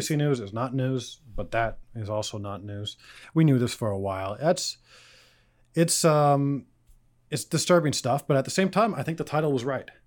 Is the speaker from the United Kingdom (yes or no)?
no; Canada; as a Canadian